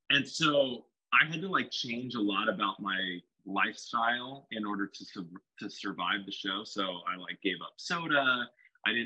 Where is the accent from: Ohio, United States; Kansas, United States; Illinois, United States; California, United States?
California, United States; Stockton; moved away as an adult; also born or lived in Lodi, California / Fresno, California / Orlando, Florida; born and raised in Stockton, California.